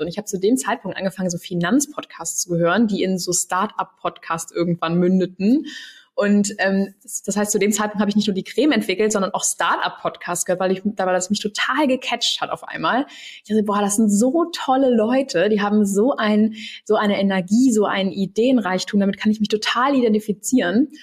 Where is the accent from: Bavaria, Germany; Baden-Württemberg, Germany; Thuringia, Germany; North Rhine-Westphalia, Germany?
North Rhine-Westphalia, Germany; Cologne; Ich komme ja eigentlich aus Köln